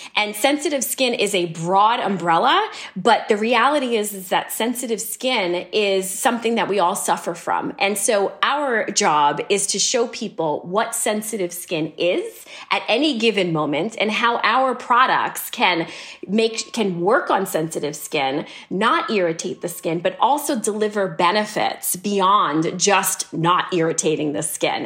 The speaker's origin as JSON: {"language": "English", "town": "New York City", "region": "New York", "country": "United States", "tie": "born or raised there", "said": "when I was a kid growing up in New York City."}